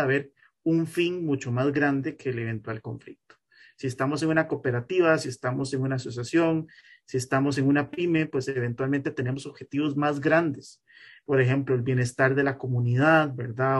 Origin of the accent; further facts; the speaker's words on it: Costa Rica; como costarricense